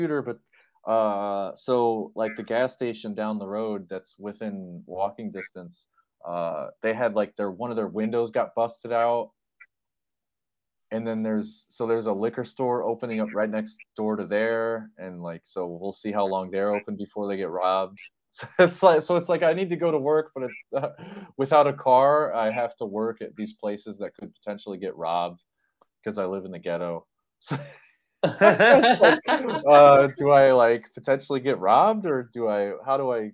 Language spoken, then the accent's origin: English; South Bend, Indiana, United States; I'm from South Bend